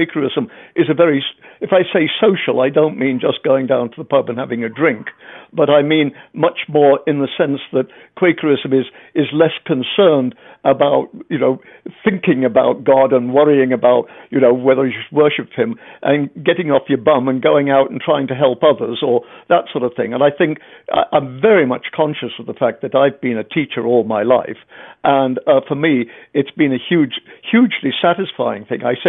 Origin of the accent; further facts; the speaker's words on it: England, United Kingdom; I'm English